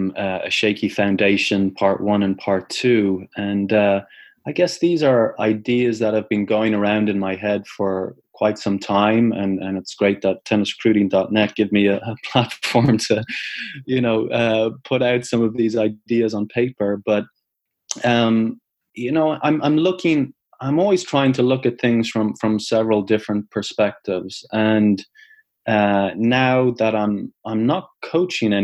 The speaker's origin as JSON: {"language": "English", "country": "Ireland", "tie": "born or raised there", "also_born_or_lived": "United States", "moved": "as an adult", "said": "I grew up in Ireland, as I finished school in 96, 97, came over to the States in 98"}